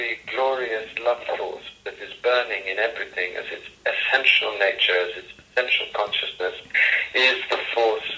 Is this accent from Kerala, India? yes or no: no; Coimbatore, Tamil Nadu, India; moved away; my father was dying in Coimbatore, the place where I was born in South India